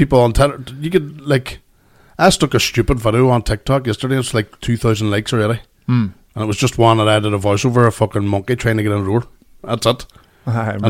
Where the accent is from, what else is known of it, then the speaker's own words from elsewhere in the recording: Strabane, Northern Ireland, United Kingdom; growing up in the Ballycombe